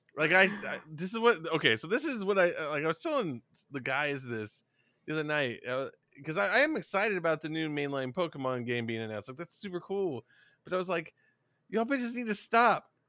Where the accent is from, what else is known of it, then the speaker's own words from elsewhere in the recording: the South, United States; we're both from the South